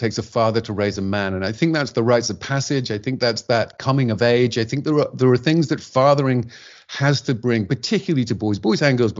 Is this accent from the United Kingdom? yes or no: yes; England, United Kingdom; which we used to do at home in my home country in England, we still do on a Sunday.